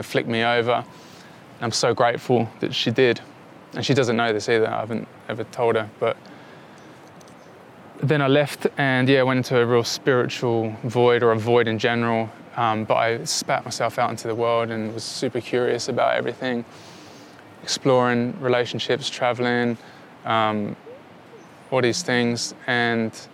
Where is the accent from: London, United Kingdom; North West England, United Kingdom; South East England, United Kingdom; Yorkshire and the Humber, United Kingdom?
London, United Kingdom; moved away; when I grew up in London